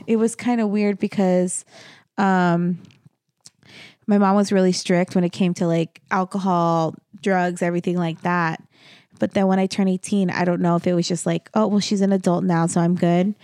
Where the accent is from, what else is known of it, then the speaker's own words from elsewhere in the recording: Las Cruces, New Mexico, United States; moved away; Las Cruces, my hometown, um, look at me self-identifying, um, is thirty minutes from El Paso